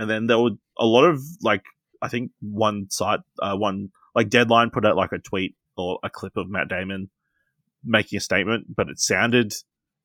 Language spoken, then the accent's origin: English; Australia; Technically, we're Australian.